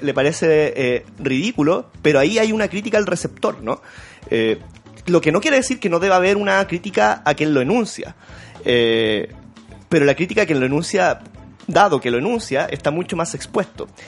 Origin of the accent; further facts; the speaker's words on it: Santiago, Santiago Metropolitan Region, Chile; yo soy de la Vía Francia